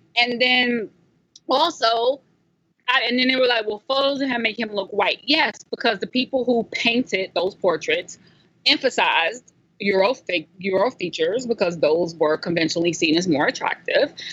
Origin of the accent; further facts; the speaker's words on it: South Carolina, United States; growing up in South Carolina, I actually got clowned a little bit when I was a kid